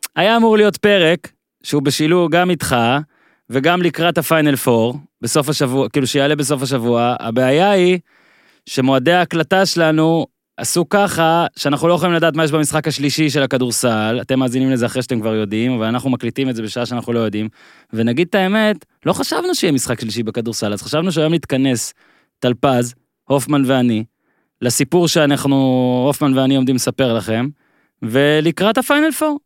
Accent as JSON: {"language": "Hebrew", "region": "Northern Israel", "country": "Israel", "tie": "born or raised there", "said": "אני בצפון, היה לנו רק ערוץ אחד"}